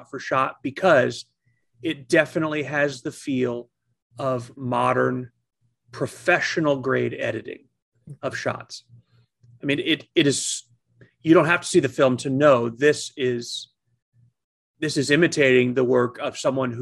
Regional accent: United States; as an American

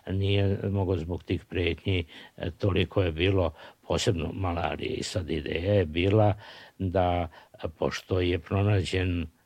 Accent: Serbia

